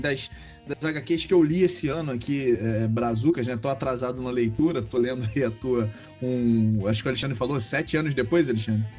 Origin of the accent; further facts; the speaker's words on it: Rio de Janeiro, Brazil; Eu sou carioca